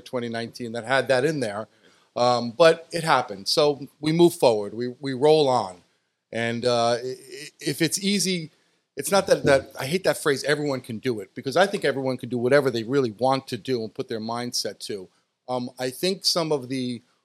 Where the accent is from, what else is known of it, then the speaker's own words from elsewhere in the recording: New York, United States; moved away as an adult; now in Chula Vista, United States; I born and raised in New York, and I grew up in a very family-orientated community